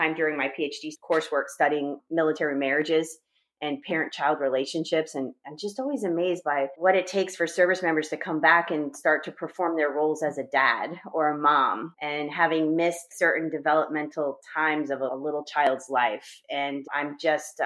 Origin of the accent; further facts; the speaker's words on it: Massachusetts, United States; moved away as an adult; also born or lived in Washington State; I'm from New England, right? I'm from Massachusetts.